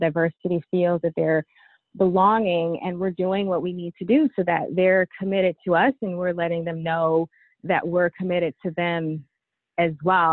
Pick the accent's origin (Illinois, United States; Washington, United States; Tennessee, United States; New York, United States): Illinois, United States; East St. Louis; my education started in East St. Louis